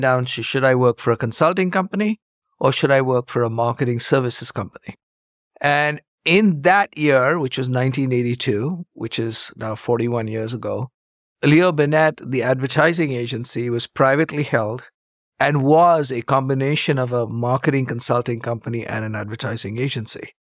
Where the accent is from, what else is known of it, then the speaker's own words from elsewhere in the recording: India; moved away as an adult; also born or lived in Chicago, United States; I grew up in India, got a degree in math